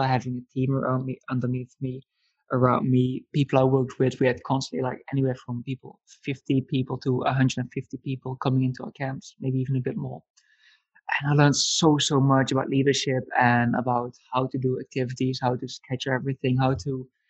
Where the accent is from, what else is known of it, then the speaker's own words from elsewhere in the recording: Netherlands; moved away as an adult; also born or lived in Italy / Budapest; I come from the Netherlands